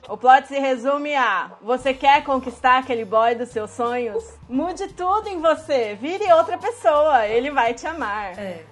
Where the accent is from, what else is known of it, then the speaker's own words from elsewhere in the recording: Curitiba, Paraná, Brazil; eu sou de Curitiba